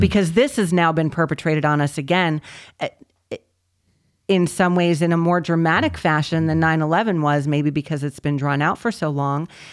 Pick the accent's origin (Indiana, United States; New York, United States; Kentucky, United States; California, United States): New York, United States; New Yorkers are known, eh, because we are them